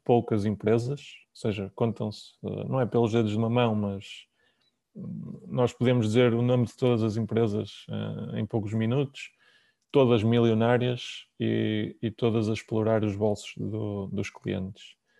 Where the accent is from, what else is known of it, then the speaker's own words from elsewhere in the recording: Porto, Norte, Portugal; Eu sou do Porto, trabalho no Porto, nós temos escritório na Optec.